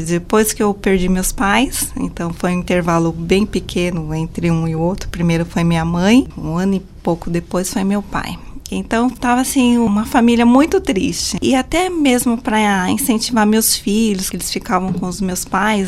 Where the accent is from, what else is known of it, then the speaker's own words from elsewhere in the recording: Guarujá, São Paulo, Brazil; moved away; Eu nasci no Guarujá, né? A paixão acho que vem de lá. E meu pai trabalhou um bom tempo no Guarujá e depois a gente acabou subindo a serra